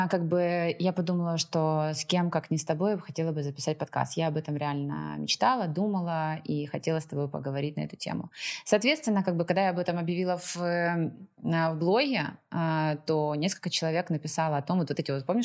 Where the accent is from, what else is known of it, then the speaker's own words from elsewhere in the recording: Moscow, Russia; also born or lived in Donetsk Oblast / Kyiv; now in Lisbon, Portugal; А, собственно, как бы сначала я вообще родом из Донецкой области, выросла я в Москве, а жила в последнее время ну, достаточно много. Я осознанно выбрала Киев и Украину